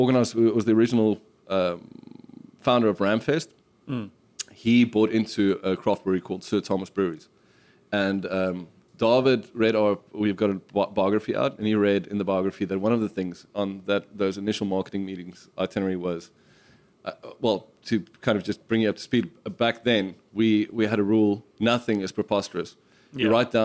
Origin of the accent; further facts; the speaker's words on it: South Africa; us as South African drinkers